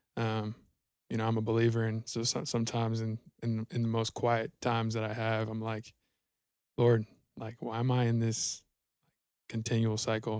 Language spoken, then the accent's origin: English; Georgia, United States; moved away as an adult; now in Denton, United States; I'm from Georgia originally, uh, born and raised, uh, moved out to Texas, um, in twenty eighteen